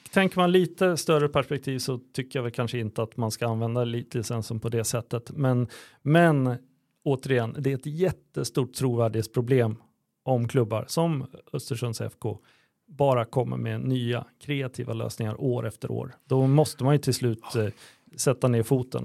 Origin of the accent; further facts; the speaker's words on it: Örebro, Örebro County, Sweden; som örebroare